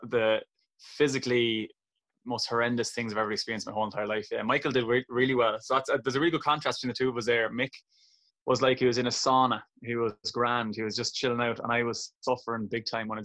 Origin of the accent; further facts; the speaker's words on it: Kilkenny, Leinster, Ireland; my twin brother, very competitive growing up in Kilkenny